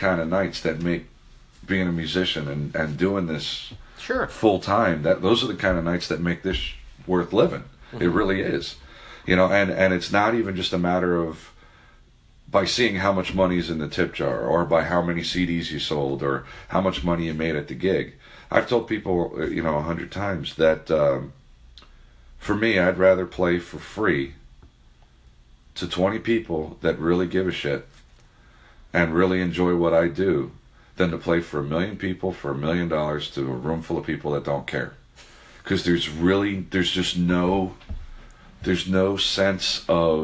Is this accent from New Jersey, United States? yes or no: no; South Florida, United States; also born or lived in South Jersey; growing up in South Florida and living in Coconut Grove